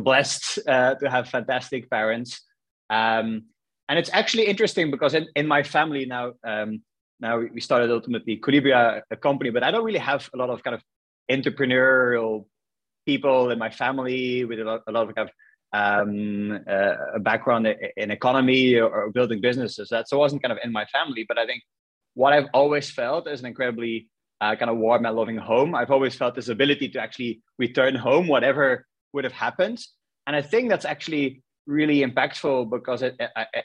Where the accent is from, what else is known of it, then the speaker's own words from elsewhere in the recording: Ostend, Flanders, Belgium; moved away as an adult; also born or lived in Brussels / Nantes / Argentina; I grew up in Belgium in a city called Ostend, which is a coastal city at the coast of Belgium.